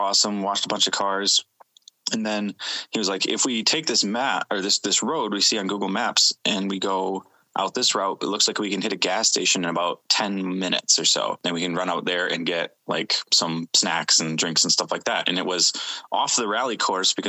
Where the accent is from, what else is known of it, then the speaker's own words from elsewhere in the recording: Grand Rapids, Michigan, United States; also born or lived in Jackson, Michigan / Newaygo, Michigan; grew up mostly in the Grand Rapids area